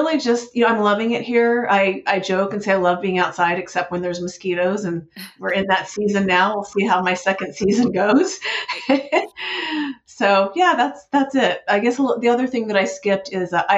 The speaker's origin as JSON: {"language": "English", "region": "Southern California", "country": "United States", "tie": "born or raised there", "moved": "as an adult", "lives_now": "Dallas, United States", "said": "born and raised in Southern California"}